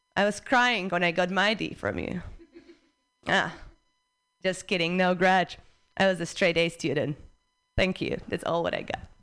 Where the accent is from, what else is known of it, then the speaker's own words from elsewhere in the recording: Prague, Czechia; English is a second language; now in United States; I'm from Prague, Czech Republic